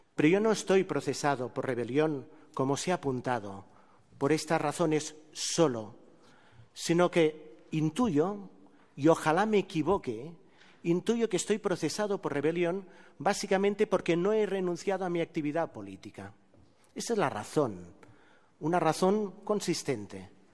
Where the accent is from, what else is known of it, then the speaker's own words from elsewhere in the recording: Terrassa, Catalonia, Spain; en mi pueblo, en Tarrasa